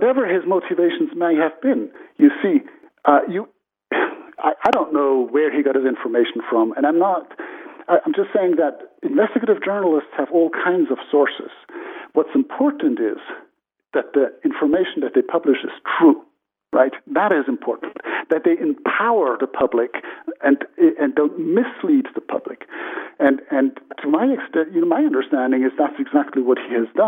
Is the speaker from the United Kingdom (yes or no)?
no; Switzerland; I'm from a democratic country, Switzerland